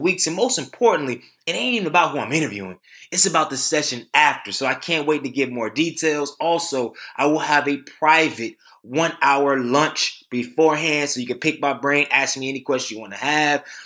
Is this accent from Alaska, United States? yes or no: no; Durham, North Carolina, United States; my hometown